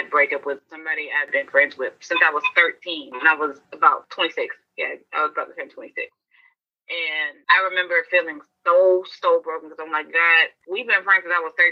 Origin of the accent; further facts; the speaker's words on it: the South, United States; And growing up in the South and having 85 percent of my friends were light skinned.